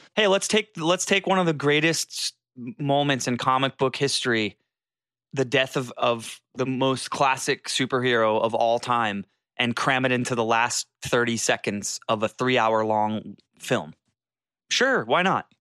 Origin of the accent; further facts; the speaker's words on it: Jacksonville, Florida, United States; moved away; I was in Jacksonville, Florida, where I was born and raised at my parents for the holidays.